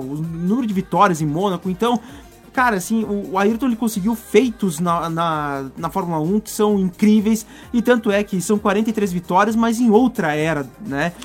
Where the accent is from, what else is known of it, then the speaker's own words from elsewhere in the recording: Brazil; Eu sou brasileiro